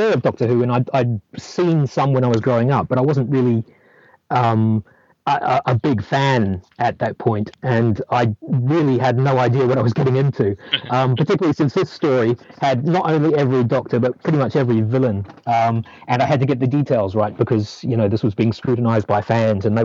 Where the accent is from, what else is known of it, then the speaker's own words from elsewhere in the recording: New Zealand; moved away as an adult; now in London, United Kingdom; I grew up in New Zealand